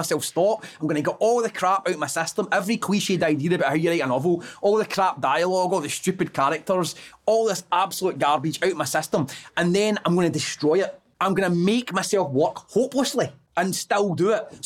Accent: Airdrie, Scotland, United Kingdom; since I was a kid growing up in Airdrie

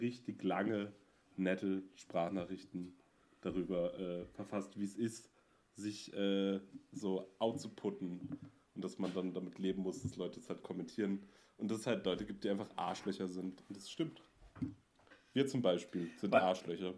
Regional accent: Münster, North Rhine-Westphalia, Germany; moved away; ich komme ja aus Münster und da hatten wir früher einen Club

